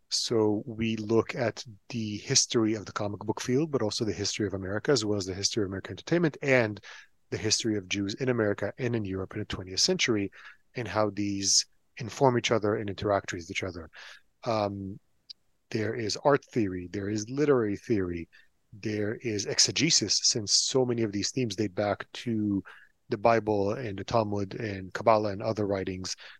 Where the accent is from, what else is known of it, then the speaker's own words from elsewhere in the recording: Tel Aviv, Tel Aviv District, Israel; English is a second language; I was born and raised in Tel Aviv, Israel. I taught myself English from comic books and cartoons